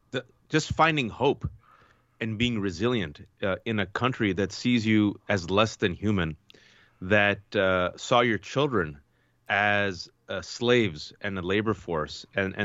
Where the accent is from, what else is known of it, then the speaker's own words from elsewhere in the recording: United States; the rest of us, born and raised in America